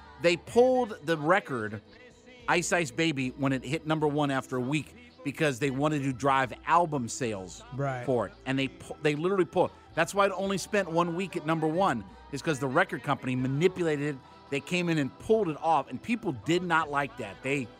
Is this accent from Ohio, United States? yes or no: yes; Canton, Ohio, United States; He's from my hometown. {S5} Really? {S3} He's another guy from Canton, Ohio. Went to Glen Oak High School.